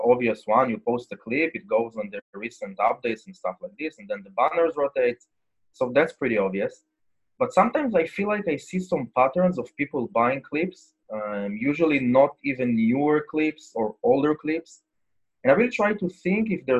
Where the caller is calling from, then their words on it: Israel; I'm calling from Israel, actually.